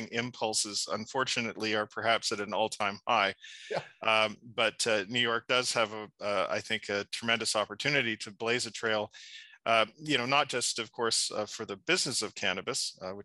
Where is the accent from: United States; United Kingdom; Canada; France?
Canada; Ontario; I'm just a humble boy from a small town, Ontario.